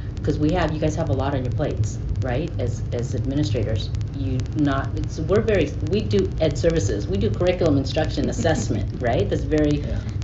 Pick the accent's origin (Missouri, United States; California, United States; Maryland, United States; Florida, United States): Florida, United States; we're Filipino, living in Florida in the South